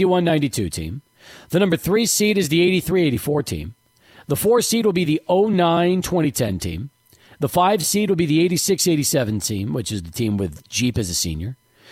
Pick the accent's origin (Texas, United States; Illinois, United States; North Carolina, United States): Texas, United States; El Paso; also born or lived in New York; we moved here in 78